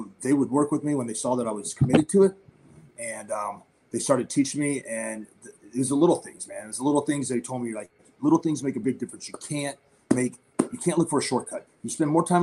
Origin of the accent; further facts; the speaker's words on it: Oklahoma, United States; I grew up in Oklahoma